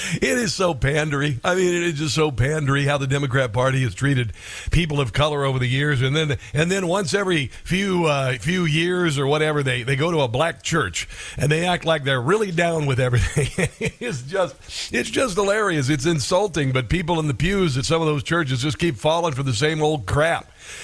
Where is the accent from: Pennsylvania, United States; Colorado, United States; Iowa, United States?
Iowa, United States; Now, I'm from Iowa